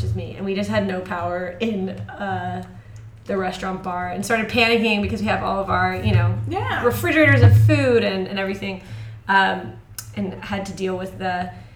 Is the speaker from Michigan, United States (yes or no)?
no; Connecticut, United States; moved away as an adult; now in Shanghai, China; I kind of grew up in Connecticut, high school and stuff.